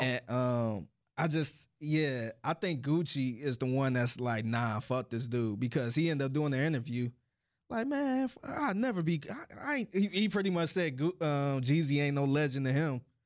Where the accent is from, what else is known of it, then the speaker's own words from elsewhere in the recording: Cleveland, Ohio, United States; I'm from Cleveland